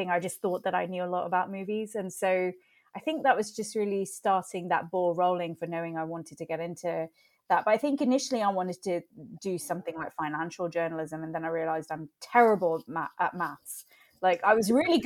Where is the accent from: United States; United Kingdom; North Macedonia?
United Kingdom; England; being Indian and growing up in England